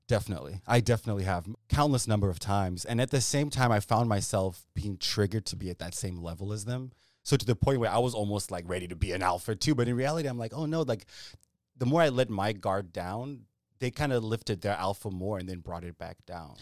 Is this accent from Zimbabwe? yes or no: yes; Zimbabwe; also born or lived in Ethiopia; growing up in Zimbabwe or even when we'd visit in Ethiopia